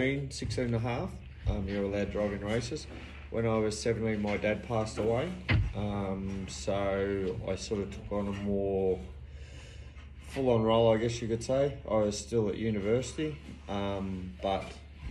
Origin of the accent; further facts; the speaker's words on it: Bathurst, New South Wales, Australia; I was born in Bathurst. Raised at Lagoon. I've never really left. Just been here all my life. I lived down the road. Mum and Dad built a new house, so we moved over there, and then I ended up moving back to the old house.